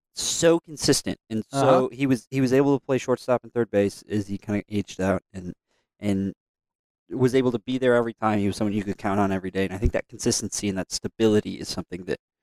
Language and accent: English; Aberdeen, South Dakota, United States; I'm from Aberdeen, South Dakota.